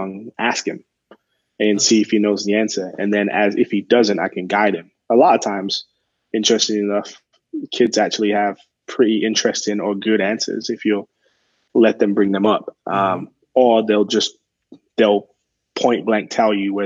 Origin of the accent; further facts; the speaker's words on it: England, United Kingdom; now in Arizona, United States; I'm originally from England.